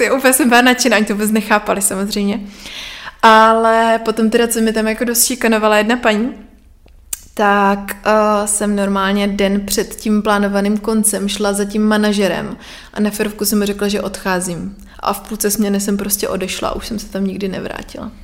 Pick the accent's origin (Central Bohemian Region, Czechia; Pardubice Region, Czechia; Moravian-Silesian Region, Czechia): Moravian-Silesian Region, Czechia; Nový Jičín; Já pocházím z Nového Jičína, mm-hmm. což je na Moravě.